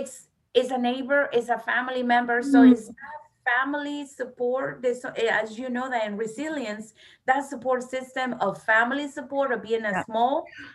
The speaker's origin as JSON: {"language": "English", "region": "Florida", "country": "United States", "said": "I came from Florida. I came 2 years ago."}